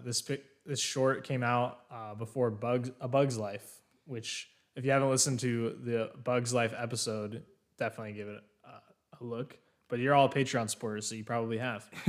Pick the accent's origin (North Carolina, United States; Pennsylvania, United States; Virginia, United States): Pennsylvania, United States; moved away as an adult; also born or lived in Massachusetts; now in South Carolina, United States; I am from Pennsylvania originally.